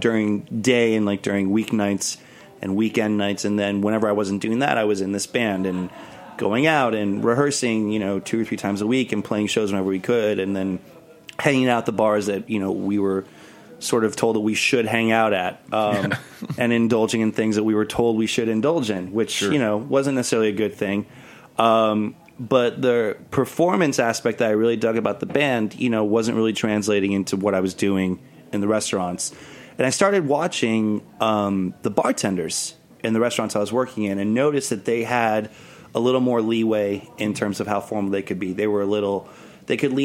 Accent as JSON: {"language": "English", "town": "Miami", "region": "Florida", "country": "United States", "tie": "born or raised there", "also_born_or_lived": "New York", "moved": "as an adult", "said": "I grew up in Miami, and I moved to New York back in 99 just to go to NYU."}